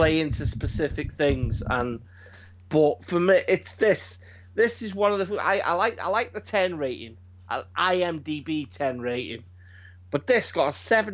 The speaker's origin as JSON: {"language": "English", "country": "United Kingdom", "said": "I'm British."}